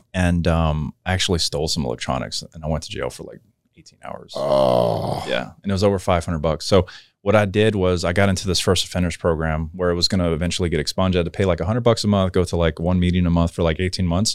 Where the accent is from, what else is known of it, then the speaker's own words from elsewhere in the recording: New Orleans, Louisiana, United States; I grew up in New Orleans